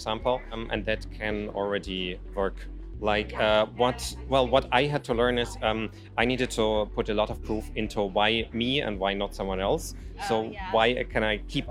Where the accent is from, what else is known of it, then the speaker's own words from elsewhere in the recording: Germany; now in Ukraine; I'm originally from Germany, but I live in Ukraine most of the time.